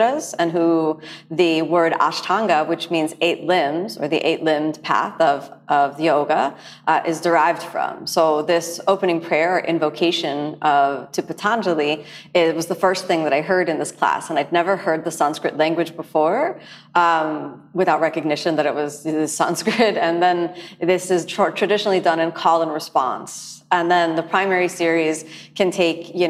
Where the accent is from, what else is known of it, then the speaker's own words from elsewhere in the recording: United States; I'm from the United States